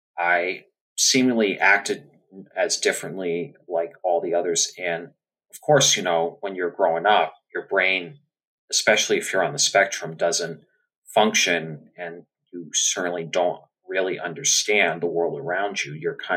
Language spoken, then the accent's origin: English; Seekonk, Massachusetts, United States; I am from Seekonk, Massachusetts, near Providence, Rhode Island.